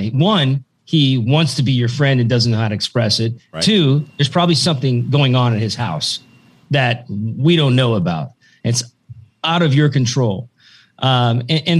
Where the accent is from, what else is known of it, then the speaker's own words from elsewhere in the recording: Tillamook, Oregon, United States; I grew up there. I grew up in Tillamook, Oregon, a bunch of farmers and loggers.